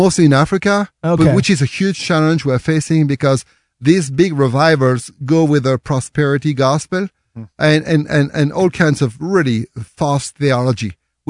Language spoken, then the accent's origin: English; France; accent: French; English is a second language; now in United States; they like my accent, my French accent. Actually, they say it's kind of a the middle of the road. You know, actually, I don't have an accent.